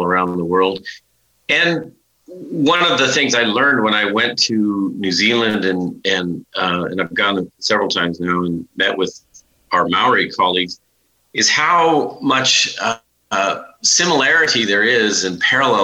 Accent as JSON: {"language": "English", "town": "Billings", "region": "Montana", "country": "United States", "tie": "born or raised there", "said": "Billings, where I grew up, was part of the reservation"}